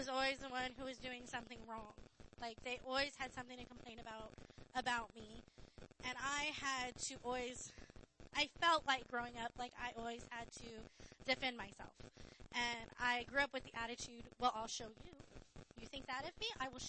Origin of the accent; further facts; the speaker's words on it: Riverside, California, United States; also born or lived in Barstow, California; I lived in Barstow from the time I was born. I was born in Barstow Hospital, and then when I was in third grade, we moved to Riverside.